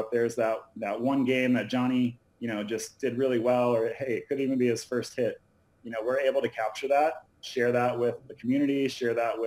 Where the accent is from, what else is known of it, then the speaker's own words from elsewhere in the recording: Tallahassee, Florida, United States; now in Los Angeles, United States; I'm from Florida originally.